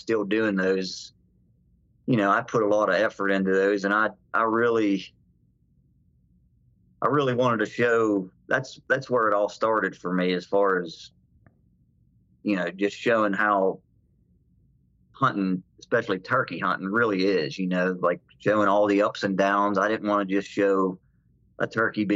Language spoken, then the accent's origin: English; Southwest Pennsylvania, United States; I'm from Southwest Pennsylvania, which I guess you would consider the Allegheny Plateau of the Appalachian Mountains. I grew up here all my life